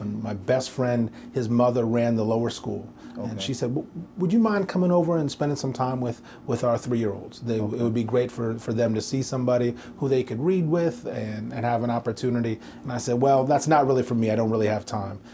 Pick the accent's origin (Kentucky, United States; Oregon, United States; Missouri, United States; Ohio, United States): Oregon, United States; Portland; also born or lived in New York; now in Nashville, United States; as a kid, I grew up in Portland, Oregon